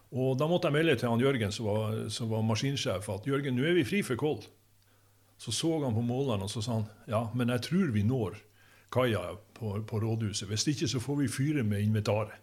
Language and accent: Norwegian; Ankenesstrand, Nordland, Norway; also born or lived in Bogen; vi flytta fra Bogen og til Ankenesstrand at, og bodde øverst i Brattbakken